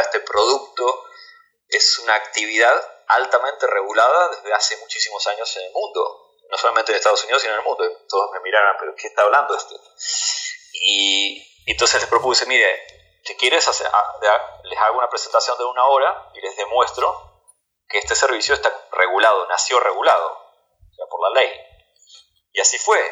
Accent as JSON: {"language": "Spanish", "country": "Argentina", "moved": "yes", "lives_now": "United States"}